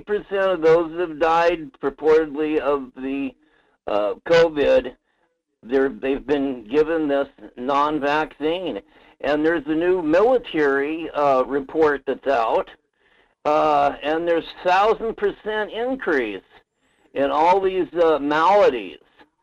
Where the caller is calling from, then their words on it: Alaska, United States; from the Tanana Valley.